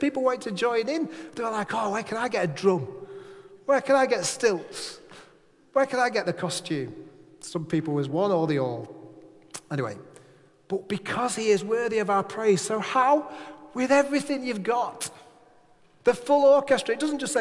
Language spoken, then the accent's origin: English; Manchester, North West England, United Kingdom; now in Furness, United Kingdom; I'm a lad from Manchester